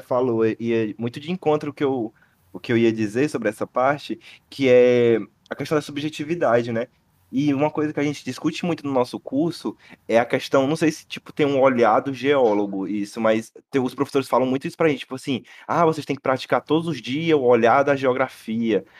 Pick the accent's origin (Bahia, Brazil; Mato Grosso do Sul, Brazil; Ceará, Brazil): Ceará, Brazil; Fortaleza; Nasci aqui, né, em Fortaleza